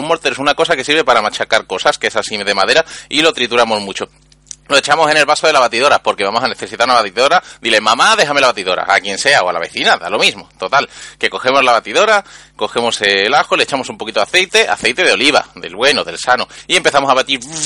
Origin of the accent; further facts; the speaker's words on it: Andalusia, Spain; yo soy un emisario andaluz